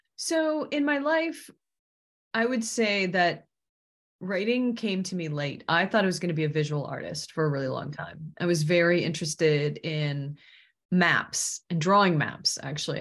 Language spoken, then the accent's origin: English; Washington, United States; I grew up in Washington